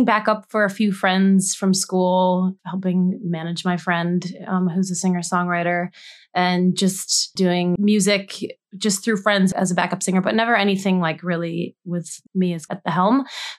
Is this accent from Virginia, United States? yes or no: no; Rochester, New York, United States; I'm from upstate New York. I grew up in Rochester.